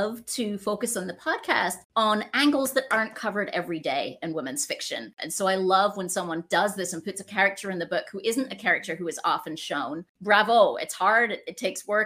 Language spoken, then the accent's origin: English; United Kingdom; as a Brit